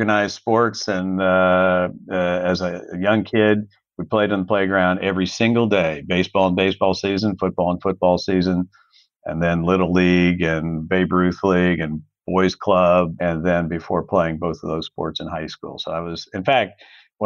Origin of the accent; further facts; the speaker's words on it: Fairfax County, Virginia, United States; moved away as an adult; now in Orlando, United States; I grew up in Fairfax County, Virginia, right outside of Washington, D.C. I spent my entire childhood there